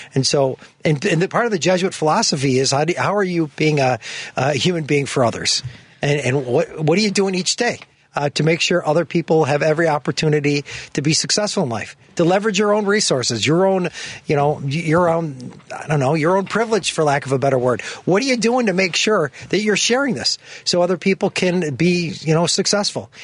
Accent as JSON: {"language": "English", "town": "Chicago", "region": "Illinois", "country": "United States", "tie": "born or raised there", "said": "grew up in, in the park, Rogers Park, West Rogers Park"}